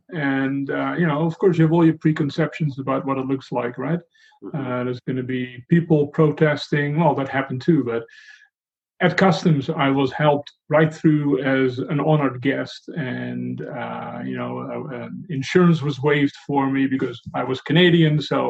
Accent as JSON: {"language": "English", "country": "Netherlands", "tie": "born or raised there", "said": "when I grew up in Holland"}